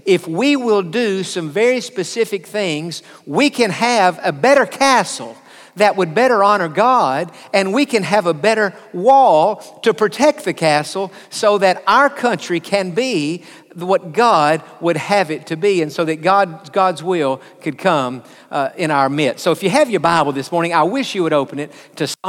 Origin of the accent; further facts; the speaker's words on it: United States; I'm from America, because I'm proud of to be an American, because I've lived here most all of my life